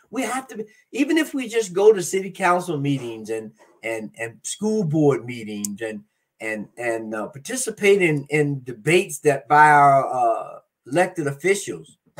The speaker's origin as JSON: {"language": "English", "region": "Florida", "country": "United States", "tie": "born or raised there", "said": "my home state of Florida"}